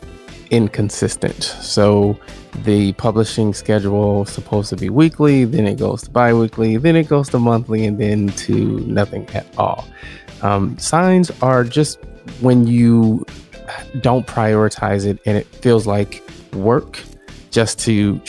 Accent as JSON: {"language": "English", "region": "Southern Illinois", "country": "United States", "moved": "yes", "lives_now": "Milwaukee, United States", "said": "I am originally from Southern Illinois, but now I reside 15 minutes outside of Milwaukee, Wisconsin"}